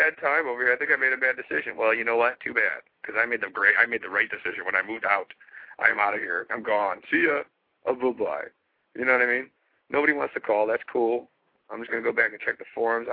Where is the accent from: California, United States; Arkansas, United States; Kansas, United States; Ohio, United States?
Ohio, United States; Cleveland; I'm born and raised in Cleveland